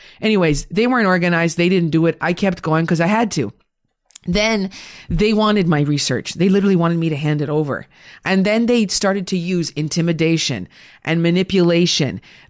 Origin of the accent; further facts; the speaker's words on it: Sudbury, Ontario, Canada; did my thesis on women who worked at a mining company in Sudbury during World War II. Okay. That's my hometown.